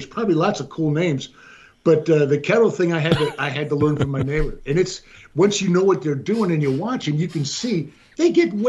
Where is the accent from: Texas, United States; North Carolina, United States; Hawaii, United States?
Hawaii, United States; Honolulu; born there; now in McAllen, United States; No, I was born in Honolulu, Hawaii.